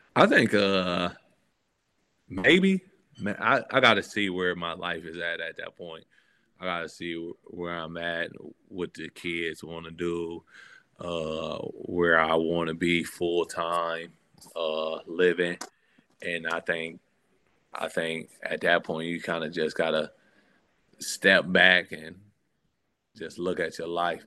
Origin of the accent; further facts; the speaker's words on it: Michigan, United States; growing up in Michigan